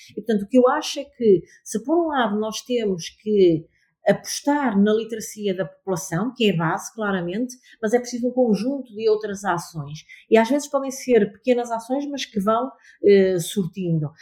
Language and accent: Portuguese; Amarante, North, Portugal; also born or lived in Lisbon; now in Porto, Portugal; Amarante é a minha terra, eh, não vivo em, em Amarante, eh, atualmente